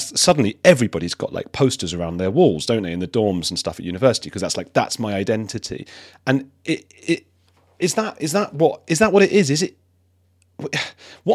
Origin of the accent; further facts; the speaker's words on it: London, United Kingdom; I'm from London